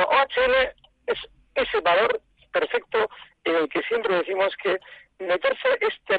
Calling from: Vitoria, Basque Country, Spain; de Vitoria.

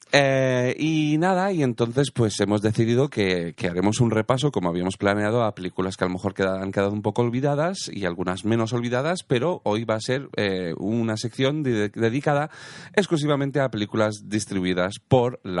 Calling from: Tarragona, Catalonia, Spain; Hola, Oscar … de Tarragona y quería

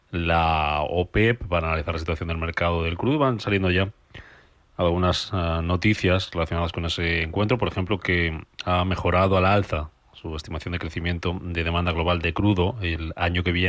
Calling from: Valladolid, Castile and León, Spain; Hola, buenos días. … de Valladolid

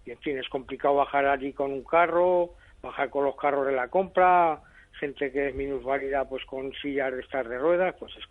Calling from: Zaragoza, Aragon, Spain; Bueno, yo soy llamo de Valdefierro

